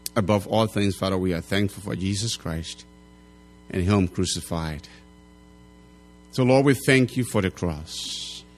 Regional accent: Liberia; now in United States

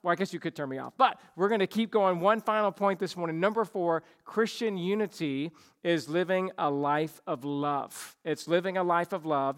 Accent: the South, United States; I grew up in the South

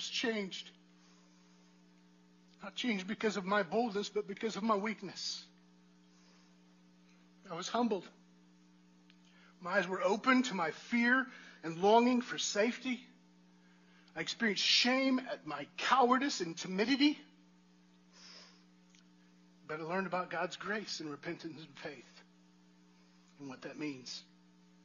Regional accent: United States; I'm an American

